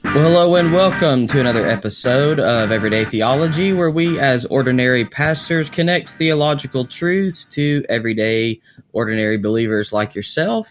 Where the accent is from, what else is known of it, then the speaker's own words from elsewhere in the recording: Arkansas, United States; I'm from Arkansas